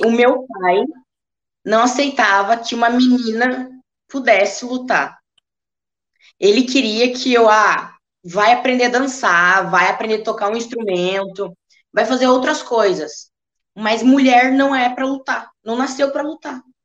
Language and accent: Portuguese; Rio Grande do Sul, Brazil; na minha região, que eu sou gaúcha